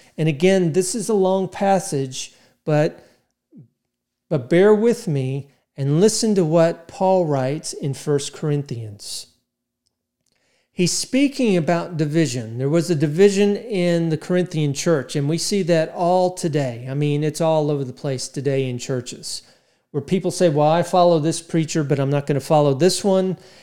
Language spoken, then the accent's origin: English; United States; 'cause I'm American